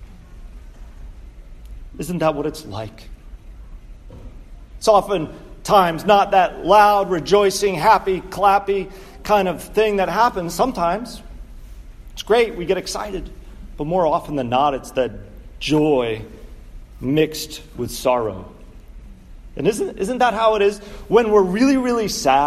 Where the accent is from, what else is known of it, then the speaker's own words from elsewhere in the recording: Connecticut, United States; also born or lived in Pittsburgh; my home state of Connecticut